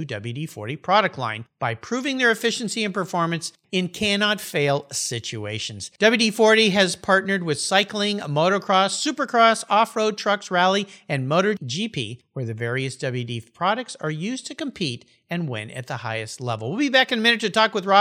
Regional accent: San Diego, California, United States; now in Washington, United States; my old hometown, San Diego, California

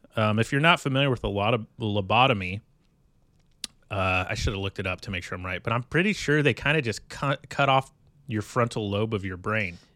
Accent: California, United States; I grew up in California

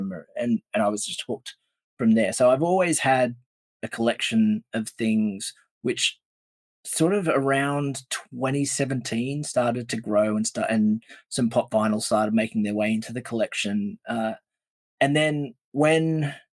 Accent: Australia; we're sitting here as Australian collectors

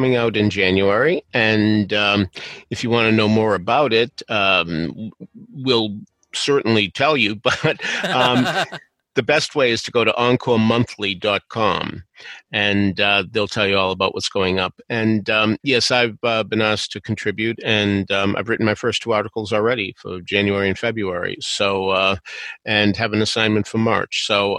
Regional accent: Boston, Massachusetts, United States; I grew up in Boston

